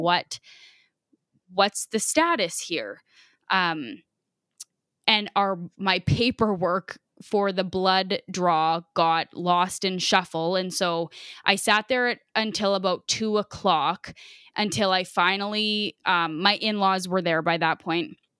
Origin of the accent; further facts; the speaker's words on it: Biggar, Saskatchewan, Canada; we're from Bigger